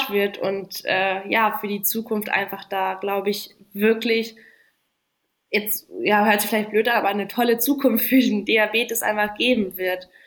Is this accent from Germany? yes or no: no; Namibia; ja, Namibia ist natürlich meine Heimat. Äh, da bin ich geboren, aufgewachsen. Ähm, immer noch, äh, meine Eltern leben immer noch dort